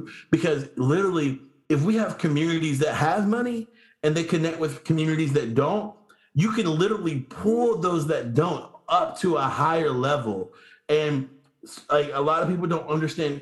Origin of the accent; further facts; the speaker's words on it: United States; being an American growing up here